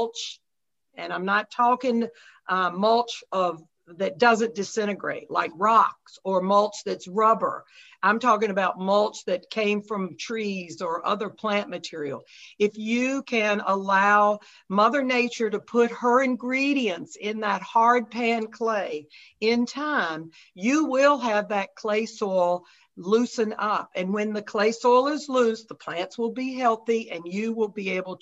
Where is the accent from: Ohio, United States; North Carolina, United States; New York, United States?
North Carolina, United States; now in Grosse Pointe, United States; I grew up in North Carolina and I still have all my family down there